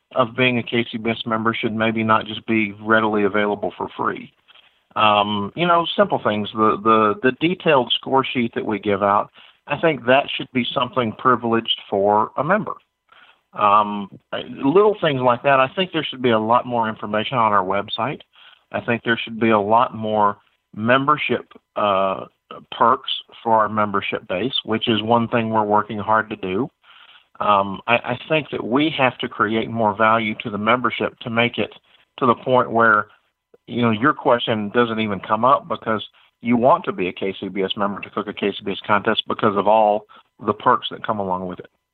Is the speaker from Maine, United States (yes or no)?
no; Georgia, United States; my home state of Georgia